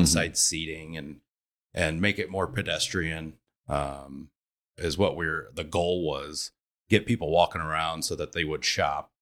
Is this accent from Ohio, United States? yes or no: no; Elkhart, Indiana, United States; I lived in Elkhart, so, or I grew up in Elkhart